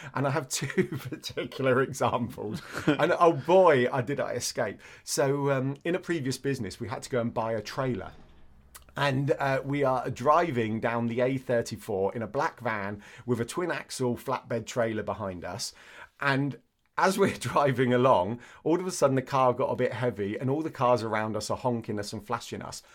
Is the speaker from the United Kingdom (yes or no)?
yes; Andover, South East England, United Kingdom; I grew up in Andover